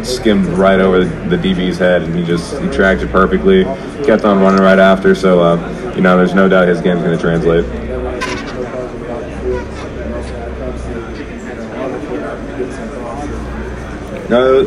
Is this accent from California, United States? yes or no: no; Seattle, Washington, United States; I grew up in Seattle